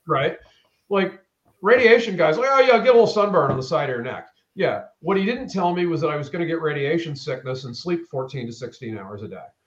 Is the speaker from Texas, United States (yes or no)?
no; Maine, United States; now in Atlanta, United States; originally I'm from Maine. Um, okay. Uh, moved to Atlanta in the early '90s.